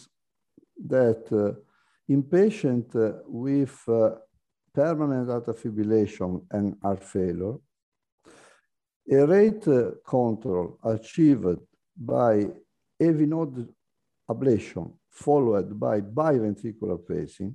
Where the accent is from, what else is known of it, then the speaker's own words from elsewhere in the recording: Italy; also born or lived in Lavagna, Italy; I am a cardiologist from Italy.